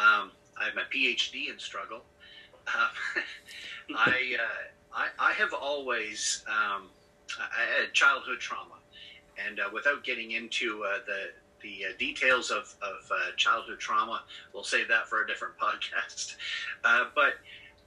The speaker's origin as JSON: {"language": "English", "region": "Newfoundland and Labrador", "country": "Canada", "tie": "born or raised there", "also_born_or_lived": "New Brunswick, Canada / Nova Scotia, Canada", "moved": "yes", "lives_now": "Amherst, Canada", "said": "born in New Brunswick, Canada, raised in Newfoundland"}